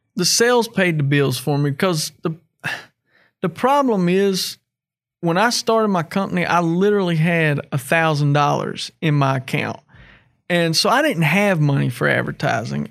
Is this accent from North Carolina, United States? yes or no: yes; North Carolina, United States; moved away as an adult; now in West Virginia, United States; we're from North Carolina